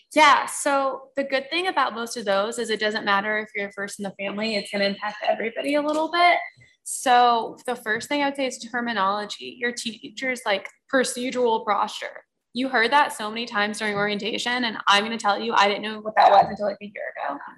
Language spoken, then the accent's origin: English; Florida, United States; moved away as an adult; now in Albany, United States; I'm from Florida